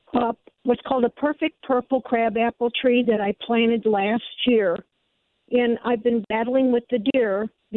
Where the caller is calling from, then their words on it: Fairview Heights, Illinois, United States; I'm calling from Fairview Heights.